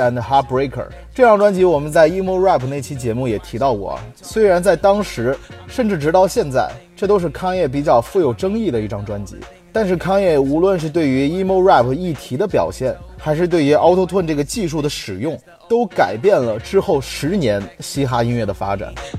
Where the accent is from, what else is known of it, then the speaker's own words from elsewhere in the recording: China; 我们中国人